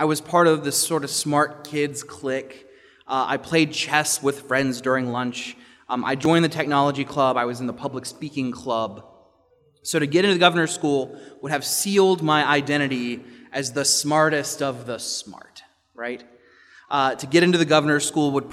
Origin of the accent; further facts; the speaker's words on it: Richmond, Virginia, United States; The governor's school where I grew up in Virginia, in Richmond